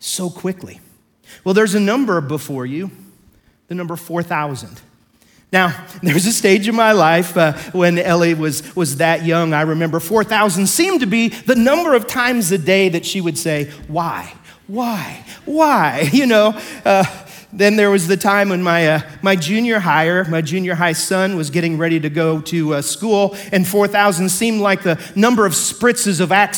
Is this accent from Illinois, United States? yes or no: yes; Pike County, Illinois, United States; I come from Pike County, Illinois